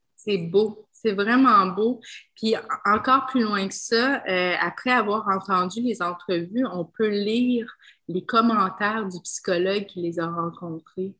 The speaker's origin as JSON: {"language": "French", "region": "Quebec", "country": "Canada", "said": "je suis québécoise, mais j'ai l'air, euh, j'ai l'air multi-ethnique"}